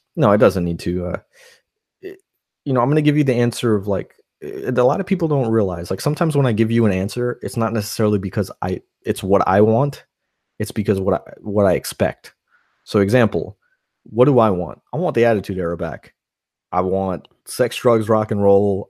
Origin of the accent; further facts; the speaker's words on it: New York, United States; moved away; I grew up in New York